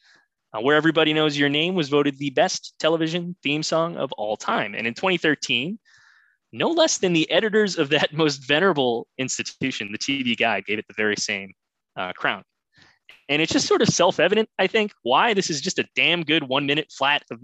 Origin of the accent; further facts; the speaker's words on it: Boston, Massachusetts, United States; I am from Boston